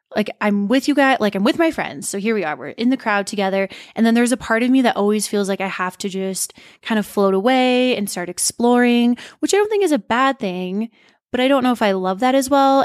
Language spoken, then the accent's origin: English; Montana, United States; moved away as an adult; now in Denver, United States; we were born and raised in Montana, but we moved here a month before s Steen's twenty-first birthday. I was already twenty-one